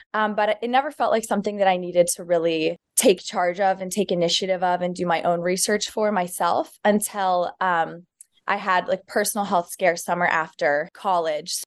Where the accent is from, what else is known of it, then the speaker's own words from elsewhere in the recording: Dallas, Texas, United States; moved away as an adult; also born or lived in Clemson, South Carolina; now in New York City, United States; I'm originally from Dallas, Texas